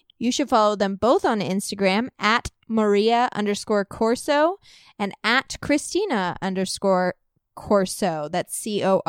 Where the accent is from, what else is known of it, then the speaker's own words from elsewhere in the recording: Walnut Hill, Illinois, United States; moved away; I'm from a very small town called Walnut Hill, Illinois